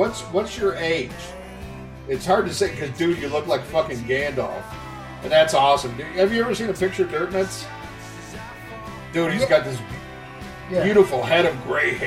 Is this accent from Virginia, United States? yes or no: no; Chicago, Illinois, United States; where I grew up in Chicago